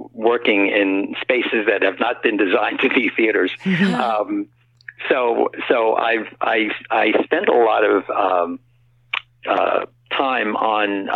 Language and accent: English; New York City, New York, United States; I grew up in the Bronx and lived the first 50 years of my life there.